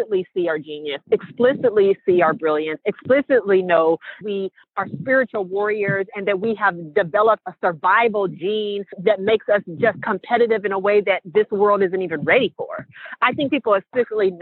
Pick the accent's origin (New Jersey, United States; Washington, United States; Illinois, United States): Washington, United States; Seattle; I'm from Seattle